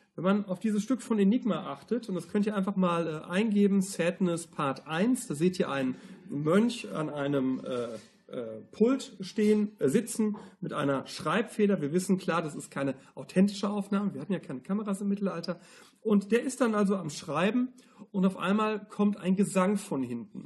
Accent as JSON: {"language": "German", "country": "Germany", "said": "wir sind ja Deutsche"}